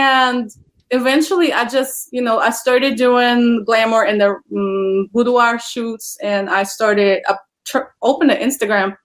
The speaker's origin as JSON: {"language": "English", "country": "Poland", "moved": "as an adult", "lives_now": "United States", "said": "I am originally from Poland, and I immigrated to the United States in 2017."}